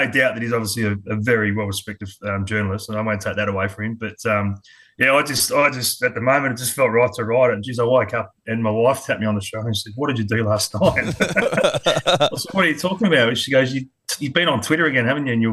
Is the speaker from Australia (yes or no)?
yes; Adelaide, South Australia, Australia; also born or lived in Sydney, Australia; now in Queensland, Australia; I was born in Sydney, but moved over to Adelaide when I was quite young, about three and a half